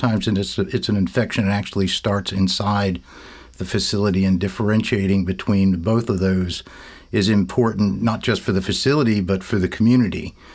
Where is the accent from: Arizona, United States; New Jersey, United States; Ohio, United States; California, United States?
New Jersey, United States; West Orange; I grew up in West Orange, New Jersey